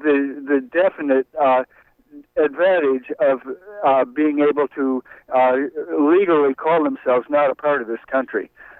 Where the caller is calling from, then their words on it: Brooklyn, New York, United States; …, I'm calling from Brooklyn.